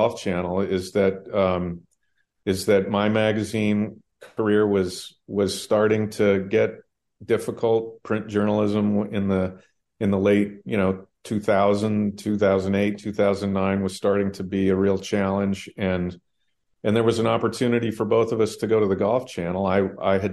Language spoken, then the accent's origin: English; Sacramento, California, United States; the many, many years I spent growing up in Sacramento